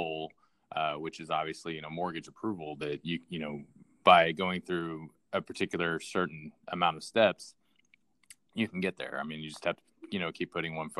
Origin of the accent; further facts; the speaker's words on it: Southwest Missouri, United States; I grew up in the Southwest Missouri area